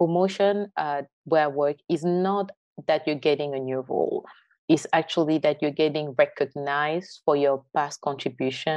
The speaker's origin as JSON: {"language": "English", "town": "Yaoundé", "region": "Centre", "country": "Cameroon", "moved": "as an adult", "lives_now": "United States", "said": "I'm originally from Yaoundé, the French-speaking side of Cameroon"}